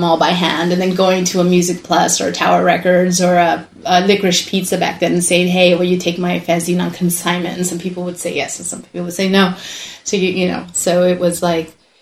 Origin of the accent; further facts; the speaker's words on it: Southern California, United States; moved away as an adult; also born or lived in Mexico; I was born in Mexico. Then we came up and lived in Southern California for about 20 plus years, and then after that moved up here.